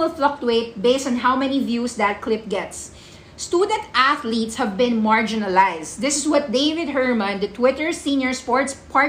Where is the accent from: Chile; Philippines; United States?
Philippines; I'm a Filipino